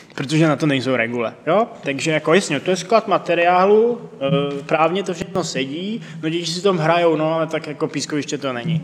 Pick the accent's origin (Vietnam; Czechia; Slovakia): Czechia; jsme Češi